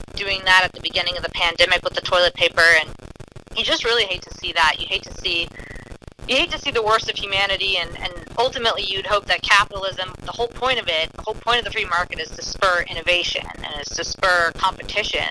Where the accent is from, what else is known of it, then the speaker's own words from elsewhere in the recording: New Orleans, Louisiana, United States; growing up in the New Orleans area